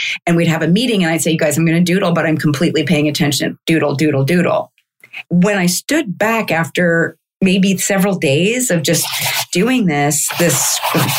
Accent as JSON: {"language": "English", "town": "Kansas City", "region": "Missouri", "country": "United States", "tie": "born or raised there", "moved": "yes", "said": "I grew up in Kansas City, Missouri"}